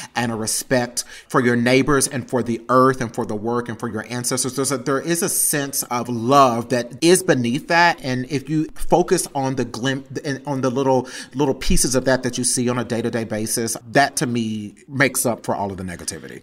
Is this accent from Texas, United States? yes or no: yes; Texas, United States; growing up in the South in general and being a queer person of color